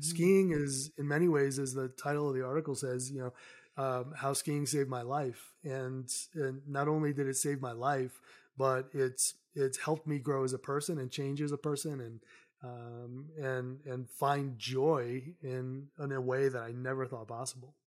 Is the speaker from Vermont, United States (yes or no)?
no; Somerset, Massachusetts, United States; moved away as an adult; also born or lived in New York City; now in Colorado, United States; I grew up in New England, so I grew up in a very small town in southeastern Massachusetts called Somerset.